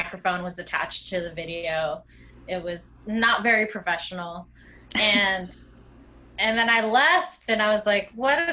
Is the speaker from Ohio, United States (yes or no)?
no; Greensburg, Pennsylvania, United States; I am originally from Greensburg, Pennsylvania. And I grew up in suburbs of Western PA